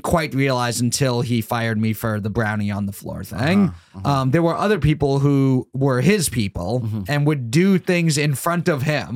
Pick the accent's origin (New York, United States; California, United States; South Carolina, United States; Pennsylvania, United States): New York, United States; Long Island; I grew up in New York, so and my family's all been in New York